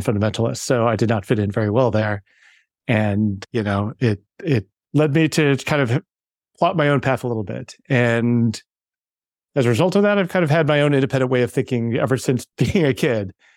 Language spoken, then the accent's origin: English; Wheaton, Illinois, United States; I grew up, uh, in a suburb outside of Chicago, Wheaton, Illinois